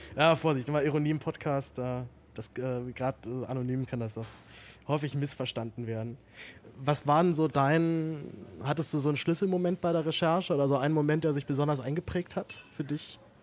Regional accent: Berlin, Germany; ich bin in Berlin aufgewachsen

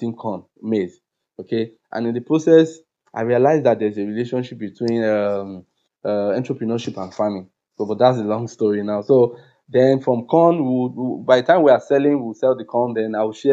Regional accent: Akure, Ondo, Nigeria; also born or lived in Lagos; I returned to my hometown, Akure, and Akure is a very low income community in southwest of Nigeria, and that's where I am now.

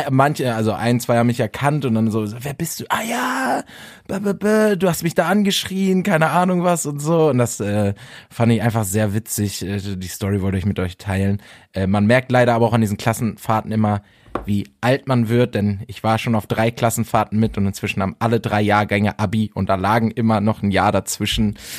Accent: Bielefeld, North Rhine-Westphalia, Germany; moved away; Ich war ja in Bielefeld in meiner Heimat, in einer wunderschönen Stadt

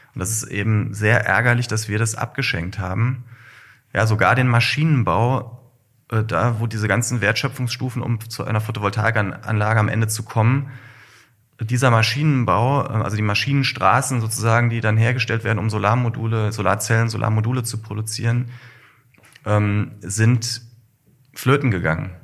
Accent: Kassel, Hesse, Germany; Nordhessen. Ich bin in Kassel geboren

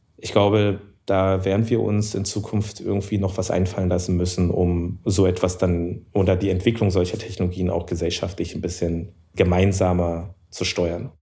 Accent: Germany; ich bin ja auch Deutscher

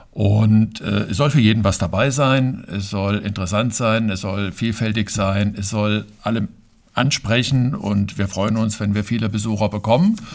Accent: Fulda, Hesse, Germany; Ja, also ich bin sogar in Bernhards geboren direkt gehöre noch zu den wenigen seltenen Hausgeburten

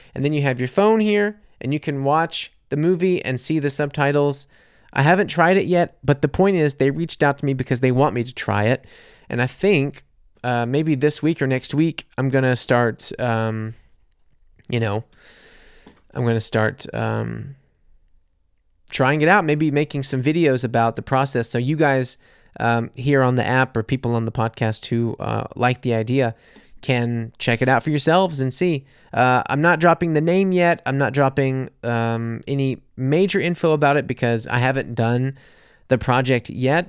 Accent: United States; moved away as an adult; also born or lived in New Orleans; now in Munich, Germany; a silly American living in Munich

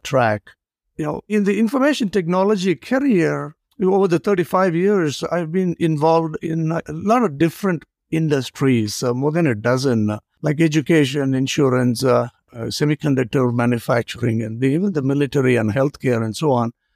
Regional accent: India; moved away; I grew up in India

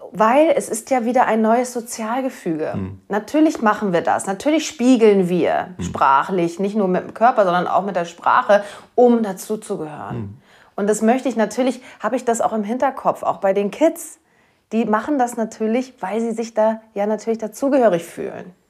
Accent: Schleswig-Holstein, Germany; accent: Platt; Wir snacken ja hier ja. ein bisschen breiter, ein bisschen platter

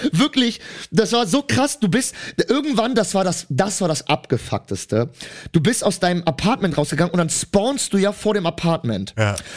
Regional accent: Cologne, North Rhine-Westphalia, Germany; ich komme ja aus Köln

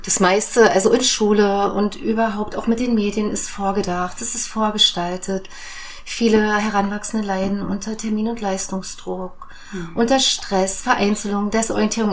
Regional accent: Germany; ich komme ja aus der DDR

